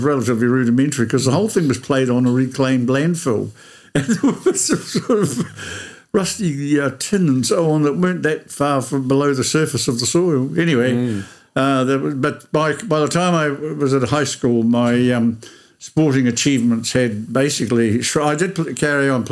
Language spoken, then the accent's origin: English; Waimate, Canterbury, New Zealand; also born or lived in Temuka; I was born in Waimate.